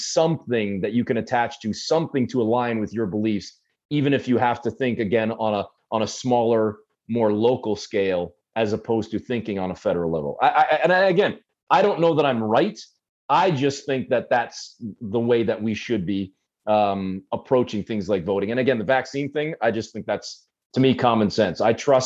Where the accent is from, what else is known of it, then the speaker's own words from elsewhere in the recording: Canada; I was born and raised in Canada